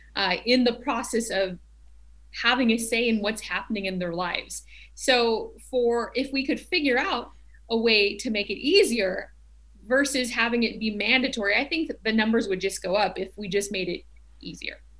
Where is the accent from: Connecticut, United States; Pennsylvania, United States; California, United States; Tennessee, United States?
Tennessee, United States; now in Glendale, United States; I grew up in Tennessee